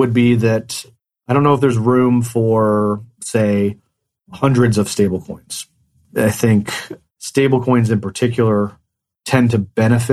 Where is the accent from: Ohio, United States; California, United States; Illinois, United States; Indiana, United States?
Indiana, United States; Economy; moved away; I grew up in a town of 168 people. And so a very, very small town called Economy, mm-hmm. Indiana